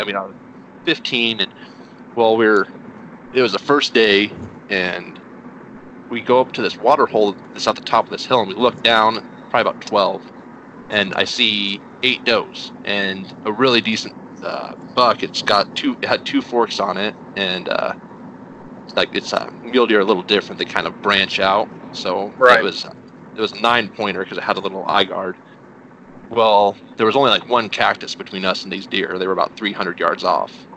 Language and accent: English; New Mexico, United States; moved away as an adult; also born or lived in Texas; now in Indiana, United States; I'm originally from New Mexico